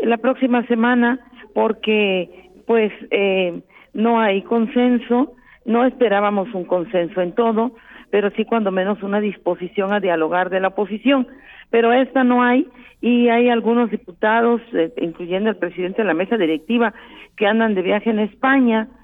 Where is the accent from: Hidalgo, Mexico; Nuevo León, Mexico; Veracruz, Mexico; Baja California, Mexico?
Veracruz, Mexico; como somos los porteños